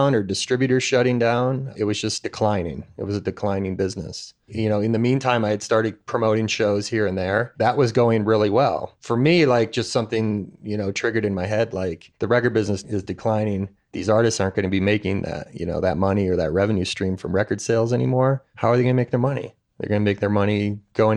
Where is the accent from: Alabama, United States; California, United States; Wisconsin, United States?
Wisconsin, United States; Milwaukee; I grew up in Milwaukee